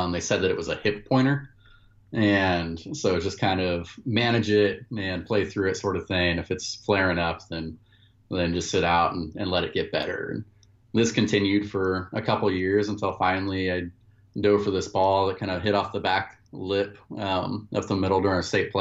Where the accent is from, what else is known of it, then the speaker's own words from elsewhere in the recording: Klamath Falls, Oregon, United States; moved away as an adult; also born or lived in Louisiana; I grew up in Klamath Falls, Oregon. It's a small town in southern Oregon